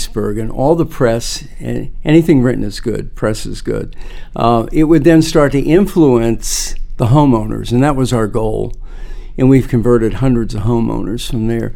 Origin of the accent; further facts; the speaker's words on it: Concord, Massachusetts, United States; I grew up in Concord, Mass